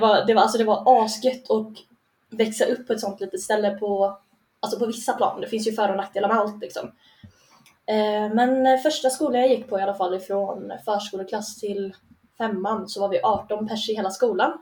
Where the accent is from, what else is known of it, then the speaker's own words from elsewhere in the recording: Rörbäcksnäs, Dalarna County, Sweden; now in Gothenburg, Sweden; jag kommer från en by med hundrafemtio pers bortanför Sälenfjällen.